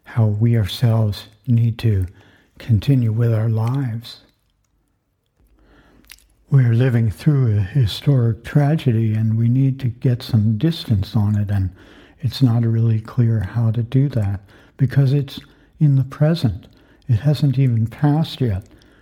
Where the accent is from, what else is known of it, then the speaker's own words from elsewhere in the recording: Florida, United States; I grew up in Florida during the Cuban Missile Crisis